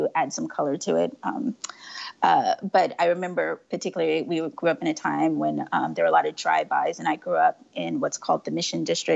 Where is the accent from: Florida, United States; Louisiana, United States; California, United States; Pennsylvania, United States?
California, United States; San Francisco; I am born and raised San Francisco.